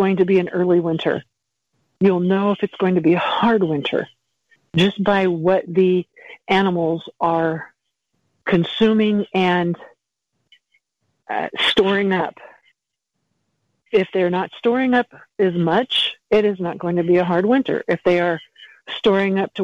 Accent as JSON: {"language": "English", "region": "Montana", "country": "United States", "said": "I'm from Montana"}